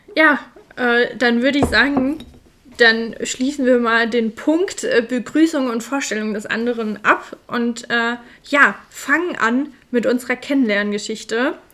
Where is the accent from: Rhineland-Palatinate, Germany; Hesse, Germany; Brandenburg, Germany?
Hesse, Germany; Da sind wir Hesse pur